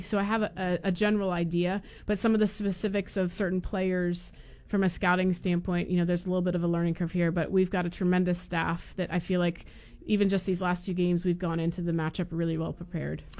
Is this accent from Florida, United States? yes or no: yes; Florida, United States; I'm from Florida